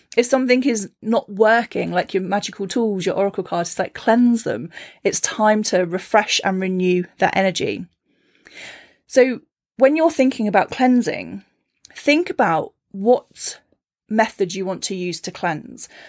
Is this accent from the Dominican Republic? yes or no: no; Cornwall, South West England, United Kingdom; moved away; growing up in Cornwall